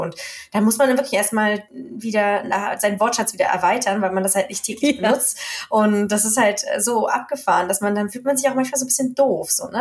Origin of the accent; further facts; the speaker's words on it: Germany; accent: hard German; now in Sweden; mein Schwedisch mit meinem harten deutschen Akzent